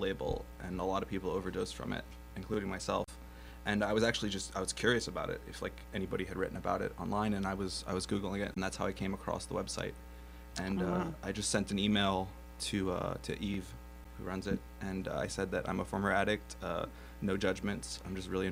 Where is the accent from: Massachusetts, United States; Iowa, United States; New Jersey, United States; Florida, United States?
New Jersey, United States; also born or lived in New York / France; I was born in New York and I moved to Jersey when I was pretty young, and so I mostly grew up in Jersey